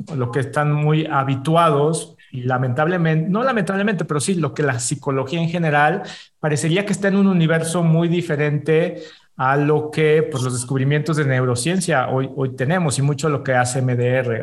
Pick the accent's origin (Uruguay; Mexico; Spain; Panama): Mexico; decimos los mexicanos, de aquí soy